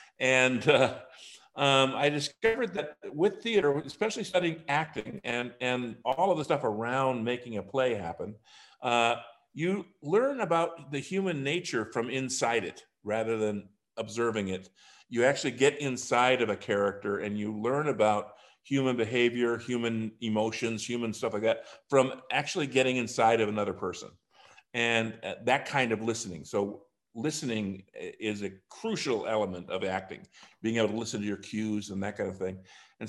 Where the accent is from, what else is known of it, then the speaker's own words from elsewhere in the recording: Wisconsin, United States; also born or lived in Ohio / Minnesota; Well, I'm a Midwestern boy, Charlie. I grew up in Ohio, Minnesota, and Wisconsin. And I went through high school in Wisconsin.